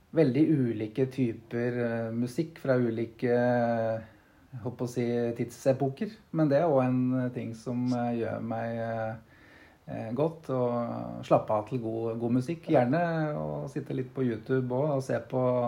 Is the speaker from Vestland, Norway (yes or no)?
no; Brumunddal, Innlandet, Norway; moved away as an adult; also born or lived in Oslo; Jeg er født og oppvokst her i Brumunddal.